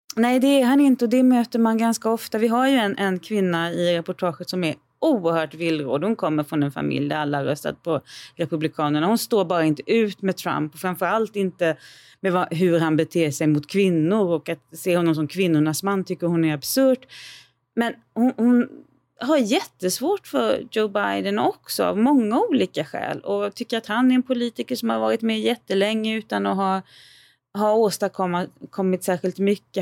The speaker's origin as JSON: {"language": "Swedish", "country": "Sweden", "said": "hemma i Sverige"}